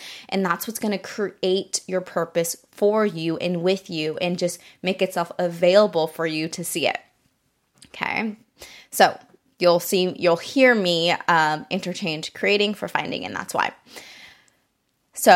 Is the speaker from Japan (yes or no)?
yes; Japan; now in United States; I grew up in Japan. It's so much more walkable there.